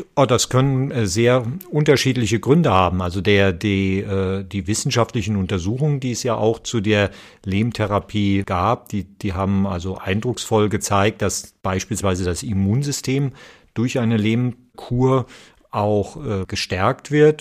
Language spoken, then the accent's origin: German; Nahe valley, Rhineland-Palatinate, Germany; ich bin ja hier auch auf dem Gelände aufgewachsen